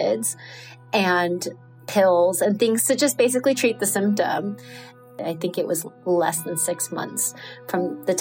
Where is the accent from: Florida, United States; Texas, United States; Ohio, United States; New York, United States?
New York, United States; New York City; moved away as an adult; now in Nicaragua; I'm from New York City